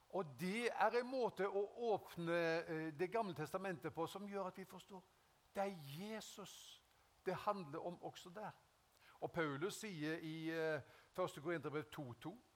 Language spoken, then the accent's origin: Norwegian; Haugesund, Rogaland, Norway; jeg ble frelst i 1974 hjemme i Haugesund